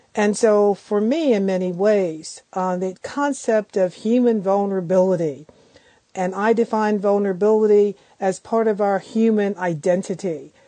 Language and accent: English; Philadelphia, Pennsylvania, United States; born or raised there